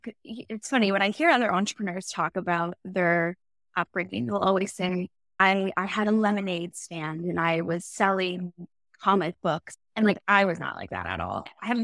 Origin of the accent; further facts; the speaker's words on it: Aurora, Ontario, Canada; I grew up in Aurora, Ontario, small town. Now it's quite big, but at the time, really small town. I went to French immersion